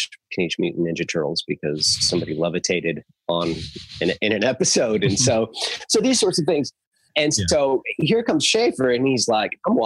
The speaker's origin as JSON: {"language": "English", "region": "Southern California", "country": "United States", "tie": "born or raised there", "said": "my teenage years back in Southern California, where I lived in the Yellow Valley, and I was homeschooled"}